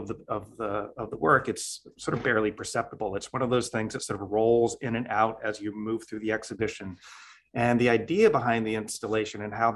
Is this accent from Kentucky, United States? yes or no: no; Idaho, United States; moved away as an adult; also born or lived in California / Louisiana / upstate New York; now in Oregon, United States; raised in Idaho